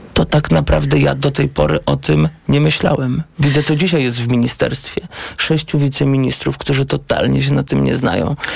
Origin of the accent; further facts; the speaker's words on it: Błaszki, Łódź Voivodeship, Poland; u nas w Błaszkach, gdzie byłem radnym